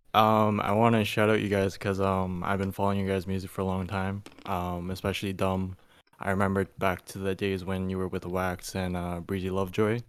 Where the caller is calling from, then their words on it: Toronto, Ontario, Canada; I'm calling from Toronto